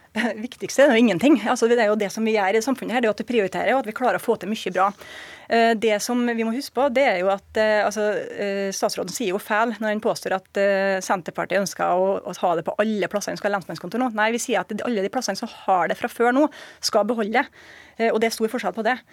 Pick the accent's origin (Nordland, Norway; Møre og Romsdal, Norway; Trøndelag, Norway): Møre og Romsdal, Norway; Surnadal; i hjemkommunen min, som er Surnadal